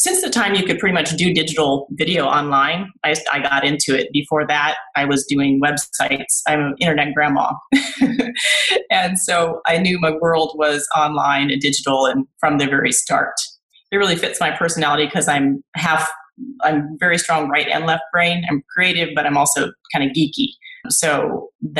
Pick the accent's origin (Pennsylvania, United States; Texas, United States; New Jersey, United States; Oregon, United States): Texas, United States; Houston; moved away as an adult; also born or lived in Iowa / Austin, Texas / Northern California; now in Todos Santos, Mexico; I grew up in Texas, in Houston